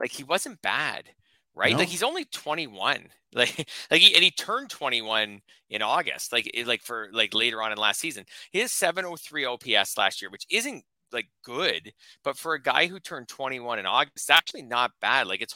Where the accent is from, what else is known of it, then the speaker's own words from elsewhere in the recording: Canada; as a Canadian